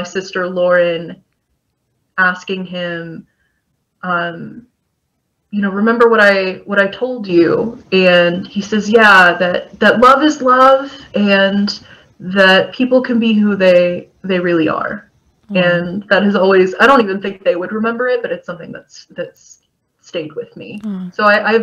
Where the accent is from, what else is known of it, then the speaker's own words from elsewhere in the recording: Kentucky, United States; I grew up in Kentucky